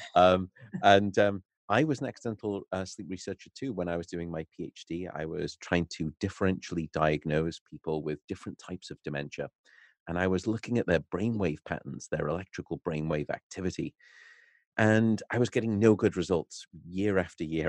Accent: Liverpool, North West England, United Kingdom; moved away as an adult; also born or lived in Nottingham / Newcastle; now in Berkeley, United States; I was born and raised in Liverpool

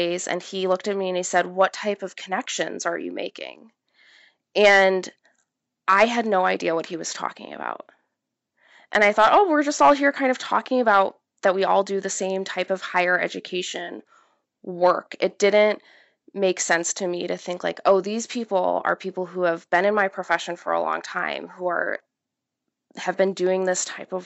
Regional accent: Midwest, United States; most of the people in the area that I grew up in the Midwest, were either police officers or firemen

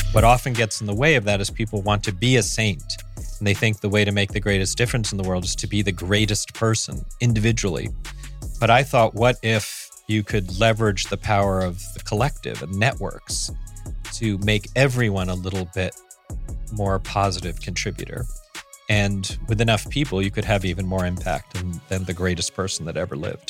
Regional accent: New York City, New York, United States; also born or lived in San Francisco; I grew up on the Upper East Side

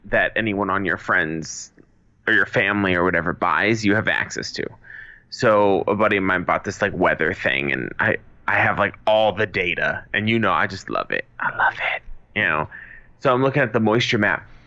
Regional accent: Massachusetts, United States; also born or lived in Los Angeles; now in Arizona, United States; But I've lived in LA, and I'm from Massachusetts.

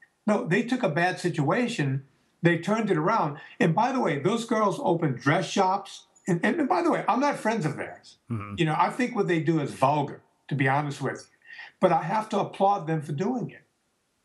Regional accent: the South, United States; we're both Italians from the South

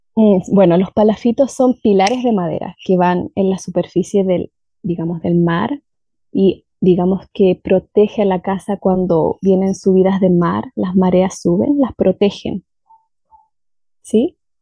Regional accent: Valdivia, Los Ríos, Chile; Mi ciudad se llama Valdivia y está en el sur de Chile

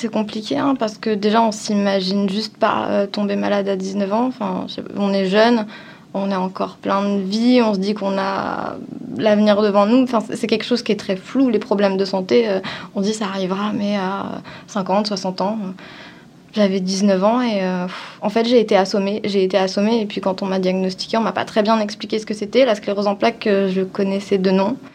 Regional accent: Avignon, Provence-Alpes-Côte d'Azur, France; En vrai, j'ai beaucoup bougé en France, donc euh, mmh. je viens d'Avignon en gros, parce que c'est là où j'ai passé le plus clair de mon temps.

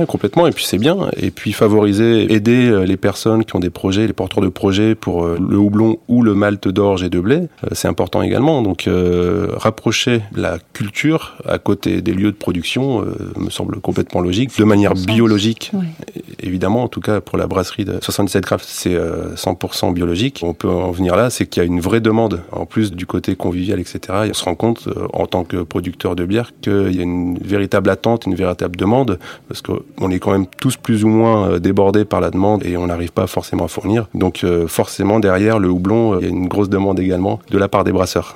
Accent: the Nord, Hauts-de-France, France; moved away; je suis né dans le Nord, donc euh, la tradition euh, de houblon assez développée

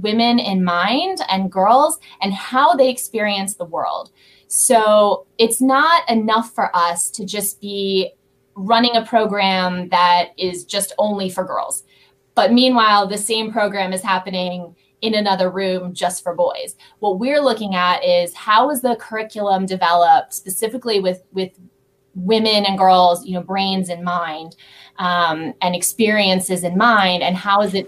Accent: Lexington, Kentucky, United States; moved away as an adult; also born or lived in New York City, United States; now in Atlanta, United States; I grew up on a horse farm in Lexington, Kentucky

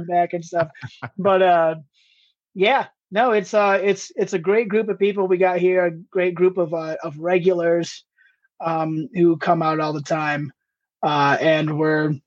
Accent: between Toledo and Bowling Green, northwest Ohio, United States; moved away as an adult; also born or lived in Marquette, Michigan / Cincinnati, Ohio / Ann Arbor, Michigan; now in Steamboat Springs, United States; I grew up just south of the Michigan border in Ohio, between Toledo and Bowling Green

